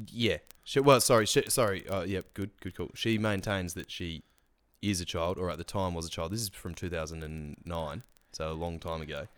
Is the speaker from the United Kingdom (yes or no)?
no; Australia; we celebrate being Australian